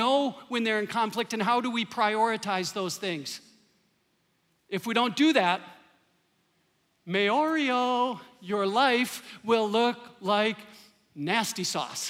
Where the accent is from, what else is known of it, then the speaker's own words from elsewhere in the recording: Green Bay, Wisconsin, United States; now in Minnesota, United States; I grew up in Green Bay, Wisconsin. I could hear Lambeau Field from my backyard